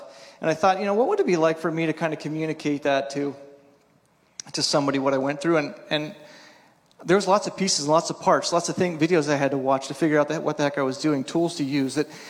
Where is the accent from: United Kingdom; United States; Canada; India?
United States; East Coast; I grew up on the East Coast, and the East Coast is way more, you follow these steps.